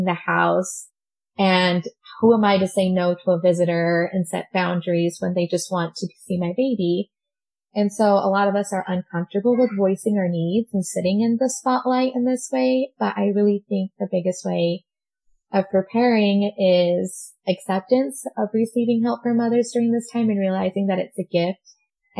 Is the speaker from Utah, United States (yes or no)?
yes; Utah, United States; also born or lived in Montreal, Quebec, Canada; I was raised in Utah